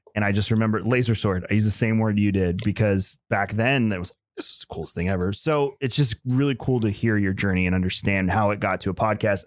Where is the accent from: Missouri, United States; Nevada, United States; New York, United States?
New York, United States; Long Island; now in Tampa, United States; where I'm originally from. I'm from Long Island